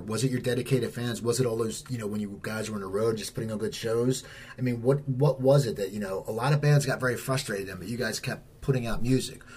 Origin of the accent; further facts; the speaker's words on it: near Philadelphia, Pennsylvania, United States; I grew up near Philadelphia.